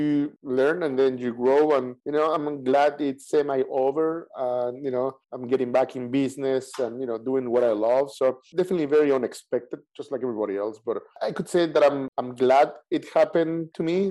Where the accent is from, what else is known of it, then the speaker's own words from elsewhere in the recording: Mexico City, Mexico; moved away as an adult; I grew up in Mexico City.